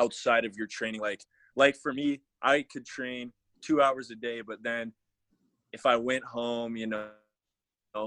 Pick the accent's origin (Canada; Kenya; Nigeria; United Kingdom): Canada; Alberta; I'm from Alberta, Canada.